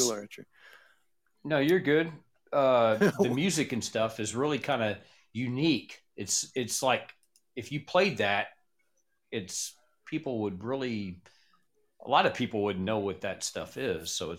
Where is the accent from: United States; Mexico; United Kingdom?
United States; Texas